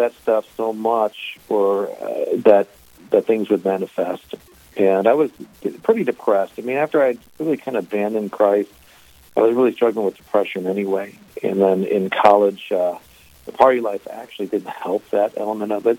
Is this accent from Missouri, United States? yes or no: yes; St. Louis, Missouri, United States; now in Grafton, United States; I grew up Methodist in St. Louis, Missouri, actually, born and raised